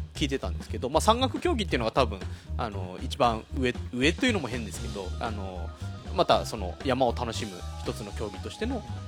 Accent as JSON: {"language": "Japanese", "town": "Mashiko", "region": "Tochigi", "country": "Japan", "tie": "born or raised there", "said": "生まれも育ちも益子"}